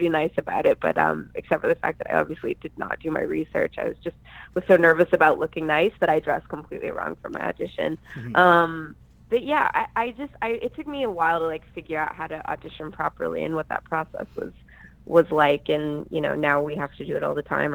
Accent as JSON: {"language": "English", "town": "Calgary", "region": "Alberta", "country": "Canada", "tie": "born or raised there", "also_born_or_lived": "Vancouver", "moved": "yes", "lives_now": "Los Angeles, United States", "said": "I grew up in Calgary, Alberta, Canada, Prairie Town. So I'm very Canadian"}